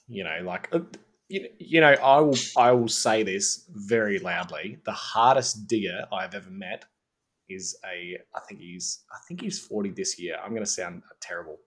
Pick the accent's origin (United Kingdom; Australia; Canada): Australia; Mount Gambier, South Australia; moved away; I was from Mount Gambier.